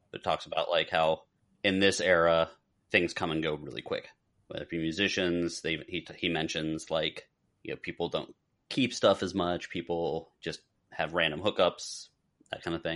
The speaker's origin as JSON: {"language": "English", "region": "South Florida", "country": "United States", "tie": "born or raised there", "said": "growing up in South Florida."}